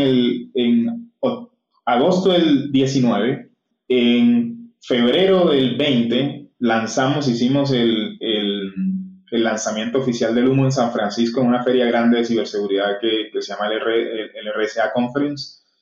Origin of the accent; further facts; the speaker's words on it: Cartagena, Bolívar, Colombia; moved away; also born or lived in Bogotá; yo soy cartagenero